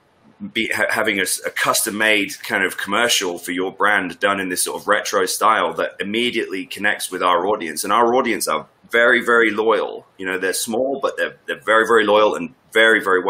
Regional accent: Northwest Norfolk, East of England, United Kingdom; I grew up in Northwest Norfolk

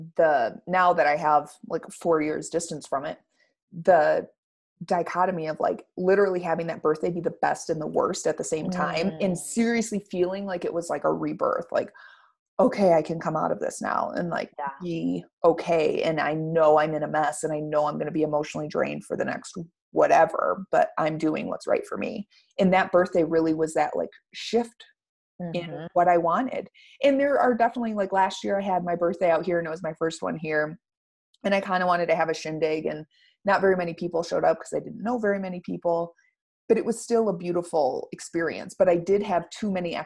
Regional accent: Michigan, United States; moved away; I was born back in Michigan

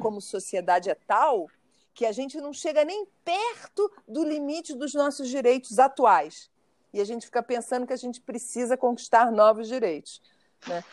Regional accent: Brazil; eu, sendo brasileira

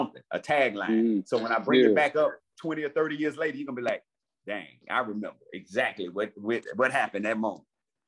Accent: Ford Heights, Illinois, United States; also born or lived in Park Forest, Illinois / Matteson, Illinois; I grew up in Ford Heights.

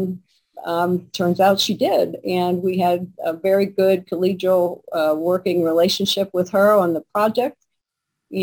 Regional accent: Pennsylvania, United States; now in Michigan, United States; I come from Pennsylvania

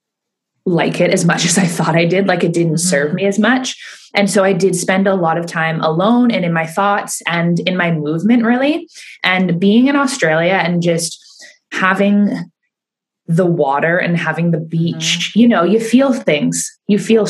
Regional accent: Keswick, Ontario, Canada; I started running classes in Keswick because I felt more comfortable. That was my hometown.

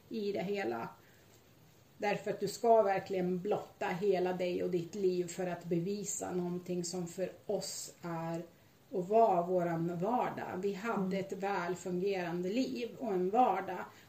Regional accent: Sweden; Jag är svensk medborgare

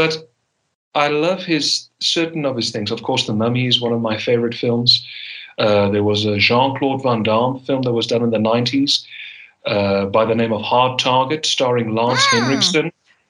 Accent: South Africa; accent: Afrikaner; I thankfully, by the grace on high, shed my Afrikaner accent. I don't speak with an Afrikaner accent whatsoever.

